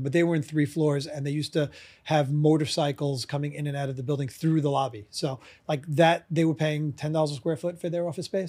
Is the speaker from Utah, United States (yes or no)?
no; New York City, New York, United States; I'm from, uh, Brooklyn, New York. I still live in Brooklyn, New York, so it's been forty-four years now